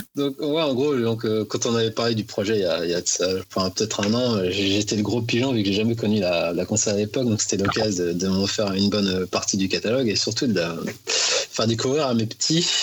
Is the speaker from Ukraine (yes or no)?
no; Paris, Île-de-France, France; je suis parisien de base